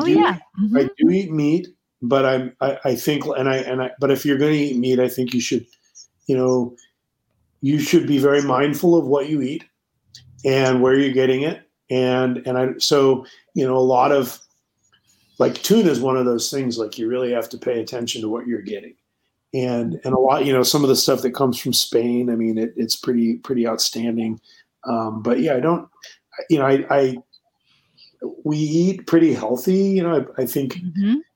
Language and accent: English; Scappoose, Oregon, United States; also born or lived in Madrid / New York; now in Portland, United States; growing up in Oregon